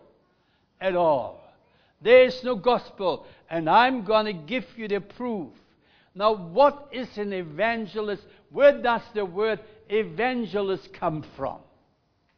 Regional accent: Germany; English is a second language; now in Melbourne, Australia; we as Germans

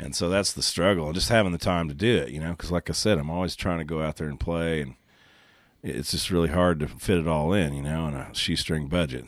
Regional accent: Oklahoma, United States; growing up in Oklahoma

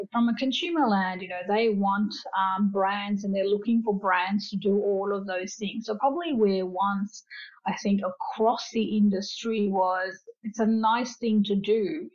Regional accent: Fiji; now in Australia; I grew up in Fiji, so I'm Fijian Indian descent, and you know my parents migrated uh, for a better life with their children to Australia

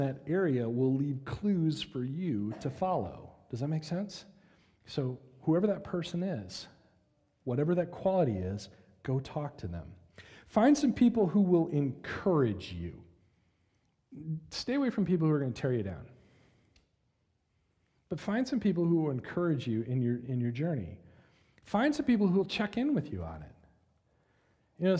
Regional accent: United States; we as American Christians

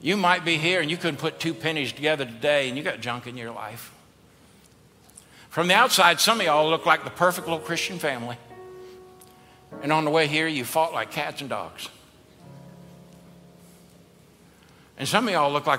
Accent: the South, United States; we're from the South.

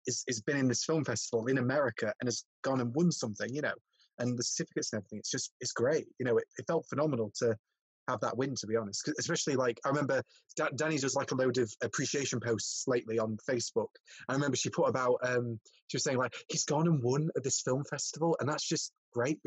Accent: Worksop, East Midlands, United Kingdom; moved away as an adult; also born or lived in Bradford; I was from Worksop, so I was from a bit far south. You know, with my accent and everything

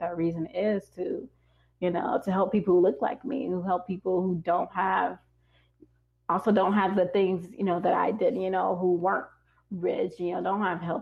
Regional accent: Harvey, Illinois, United States; moved away; also born or lived in South Side of Chicago; I would say Harvey, they probably don't know where Harvey is, of course. I'd say, you know, it's a suburb of Chicago

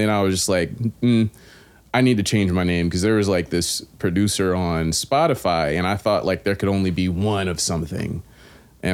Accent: Raleigh, North Carolina, United States; Raleigh, North Carolina

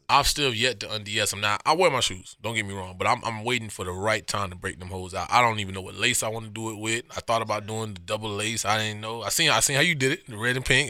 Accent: Miami, Florida, United States; the joint we used to go to growing up in Miami

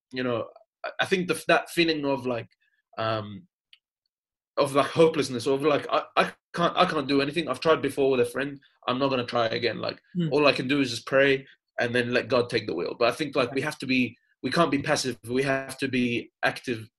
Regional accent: Jordan; also born or lived in England; now in Australia; I was born in Jordan and I grew up there

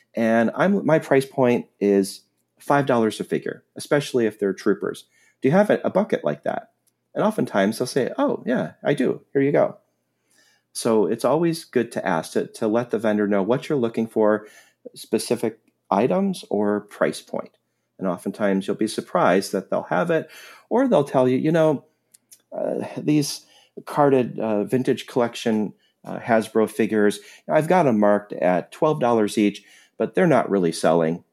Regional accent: Wisconsin, United States; my home state of Wisconsin

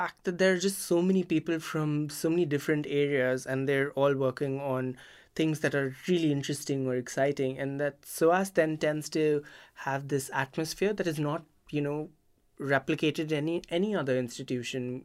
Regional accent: India; moved away as an adult; also born or lived in Singapore / Britain; now in United Kingdom; So I grew up in India and then I moved to Singapore for my master's.

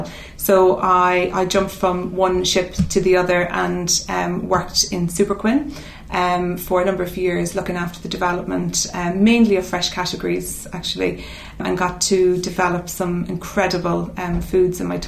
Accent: Mount Nugent, County Cavan, Ireland; moved away as an adult; also born or lived in Dublin; now in London, United Kingdom; I was born in Cavan, in a little village called Mount Nugent

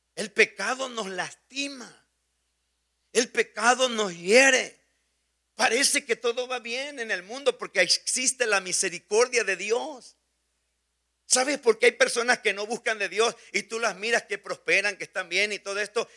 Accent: Mexico; moved away; Somos mexicanos revueltos con muchos otros países

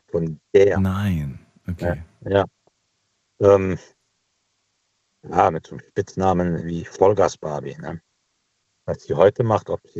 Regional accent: Cologne, North Rhine-Westphalia, Germany; now in Düsseldorf, Germany; Als Kölner Großstadt wollte man wieder zurück. Äh, dann haben wir was Neues gefunden. Das ist hier bei Düsseldorf.

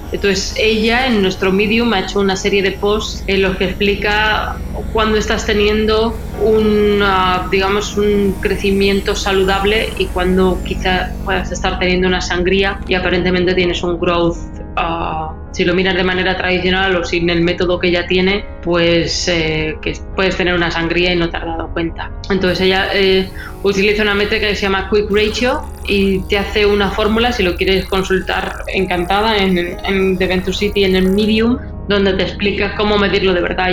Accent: Spain; now in Miami, United States; de donde yo vengo en España

